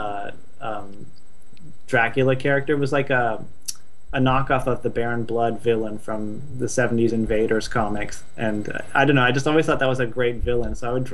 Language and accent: English; Stanford, California, United States; now in Los Angeles, United States; I'm from Northern California. I grew up sort of in and around Stanford.